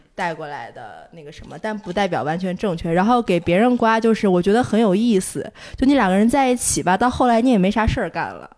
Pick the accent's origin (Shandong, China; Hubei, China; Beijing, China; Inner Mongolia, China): Inner Mongolia, China; moved away; 我从小就去澡堂子嗯。嗯。就是小时候在内蒙，就你大概一周就要去两次澡堂子这嗯。样，所以对我来说很普，很正常一个事儿